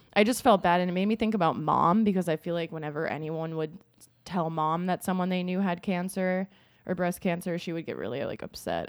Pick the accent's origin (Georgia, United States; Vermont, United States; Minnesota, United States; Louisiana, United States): Minnesota, United States; moved away; I was from Minnesota